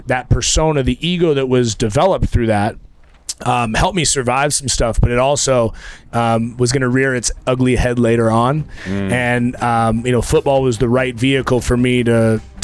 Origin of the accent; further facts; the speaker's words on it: Eugene, Oregon, United States; also born or lived in Idaho; I grew up in Eugene, Oregon